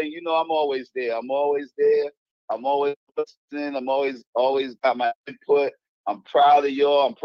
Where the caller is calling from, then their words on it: North Carolina, United States; from North